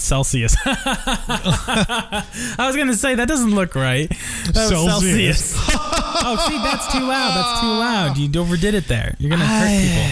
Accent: New Jersey, United States; now in Arizona, United States; I'm from New Jersey.

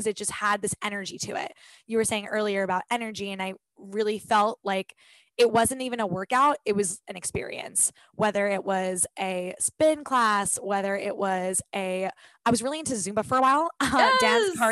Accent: Long Island, New York, United States; I grew up on Long Island where the high school sports community is huge

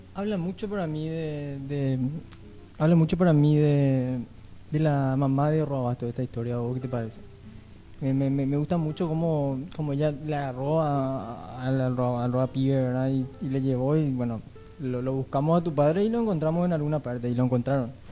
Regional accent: Paraguay; como paraguayos

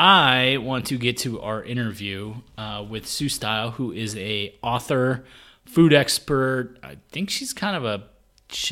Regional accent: United States; moved away as an adult; now in Basel, Switzerland; And I was in the States. I grew up in the States.

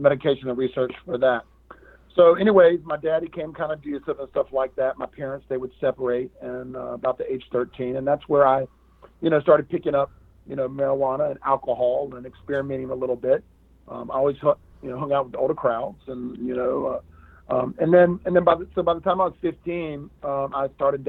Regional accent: Raleigh, North Carolina, United States; born or raised there

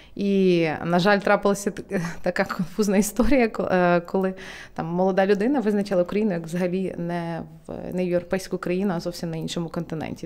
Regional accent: Ukraine; also born or lived in United Kingdom; як українка, я е, працюю зараз над тим, аби Україна ставала тією країною

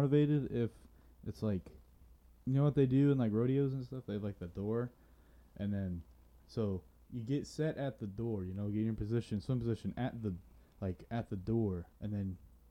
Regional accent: Florida, United States; I'm from Florida, and I see alligator in the water all the time

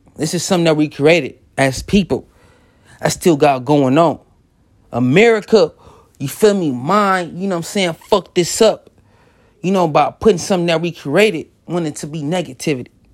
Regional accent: Los Angeles, California, United States; growing up in South Central and the whole L A theme is gangbanging

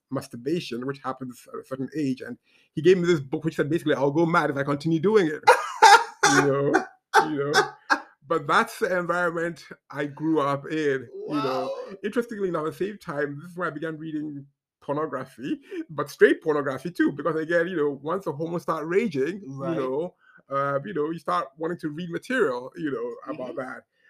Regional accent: Ghana; also born or lived in Zambia / Kenya; I grew up in Ghana, Zambia, Kenya

